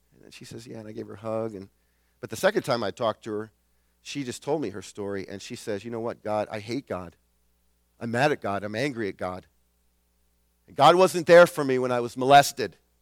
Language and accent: English; New England, United States; I'm from New England